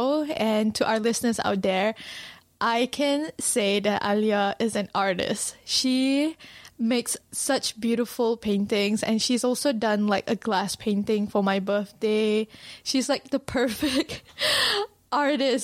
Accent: Malaysia; now in New Zealand

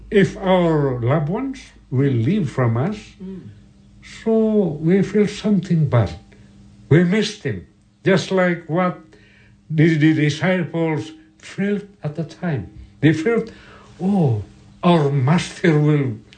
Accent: Philippines; we are, we are from the Philippines.

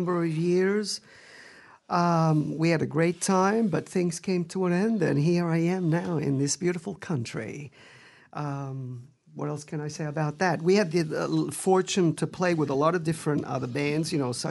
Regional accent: Italy; moved away; I was born in Italy, so I grew up listening to a lot of local music at the time, a lot of Neapolitan music

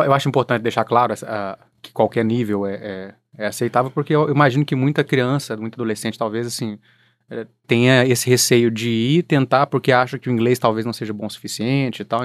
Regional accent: central-west Minas Gerais, Brazil; moved away; a gente é do centro-oeste de Minas

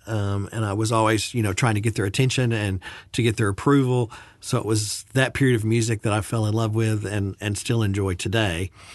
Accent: Birmingham, Alabama, United States; moved away; a private Baptist university in Alabama, um, in Birmingham where I had grown up

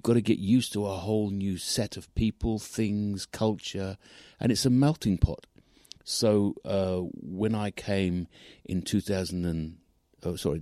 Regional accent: London, United Kingdom; moved away as an adult; now in Dunedin, New Zealand; I'm from London and grew up as a kid in London

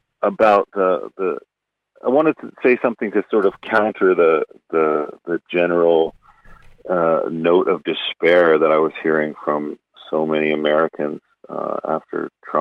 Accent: Canada; Canadian culture is different. Our politics tends to be more polite.

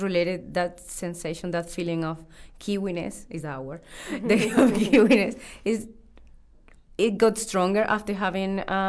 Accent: Colombia; now in New Zealand; from Colombia and I've been living here for almost 10 years.

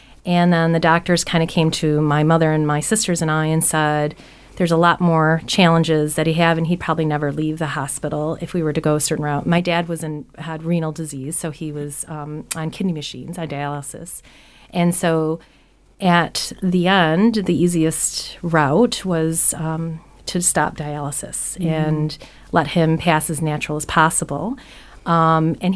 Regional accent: United States; moved away as an adult; now in Nelson, New Zealand; I'm from America

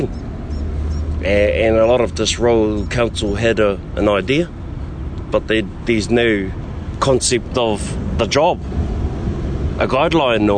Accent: Auckland, New Zealand; moved away as an adult; now in Te Awamutu, New Zealand; I'm born and raised in Auckland, in Aotearoa

